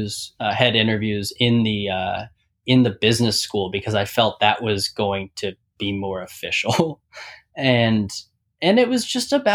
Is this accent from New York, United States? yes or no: no; Pittsburgh, Pennsylvania, United States; I'm from Pittsburgh